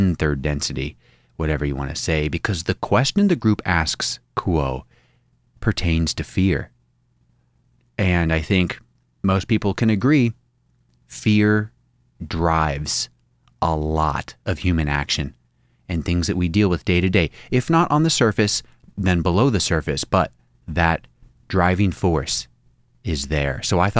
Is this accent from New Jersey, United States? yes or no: no; Spokane, Washington, United States; You know where I grew up in Spokane?